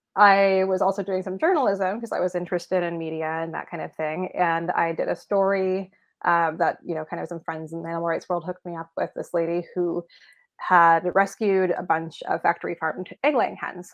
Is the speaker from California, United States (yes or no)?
yes; San Francisco, California, United States; moved away as an adult; now in Willamette Valley, Oregon, United States; I was born and raised in San Francisco.